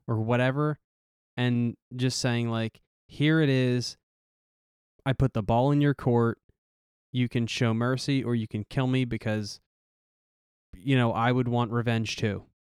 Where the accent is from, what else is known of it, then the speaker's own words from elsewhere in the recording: United States; I'm an American